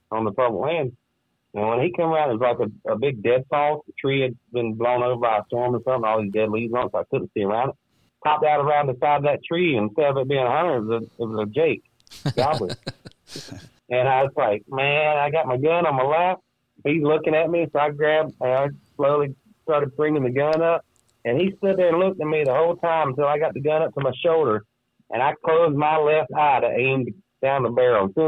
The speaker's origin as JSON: {"language": "English", "region": "the South", "country": "United States", "tie": "born or raised there", "said": "growing up in the South, as soon as your parents felt you were, I guess, mature enough to carry a gun"}